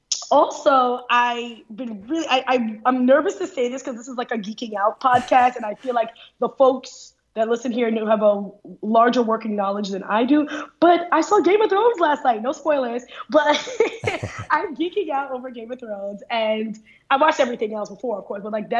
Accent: Trinidad & Tobago; born there; because soca is a song of genre of my culture. I was born in Trinidad

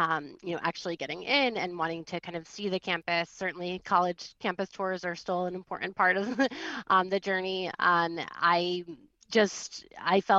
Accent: East Coast, United States; I grew up in the East Coast

